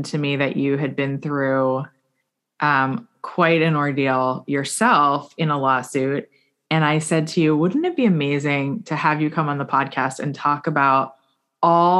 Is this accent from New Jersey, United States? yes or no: no; South Florida, United States; I grew up here in South Florida, because I also grew up here